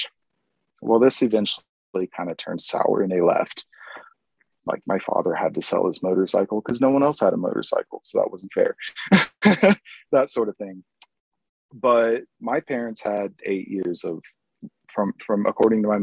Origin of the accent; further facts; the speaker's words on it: Springfield, Missouri, United States; also born or lived in San Jose, California; I grew up in Missouri